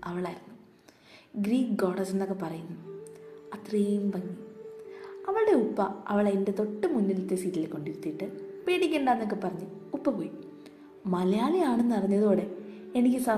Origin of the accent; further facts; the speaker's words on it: Qatar; ഞാൻ പഠിച്ചതും വളർന്നതുമെല്ലാം ഖത്തറിലായിരുന്നു